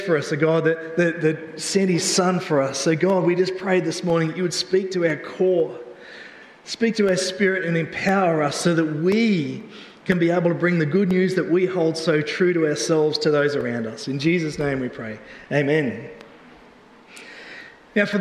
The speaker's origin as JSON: {"language": "English", "country": "Australia", "said": "we're from Australia"}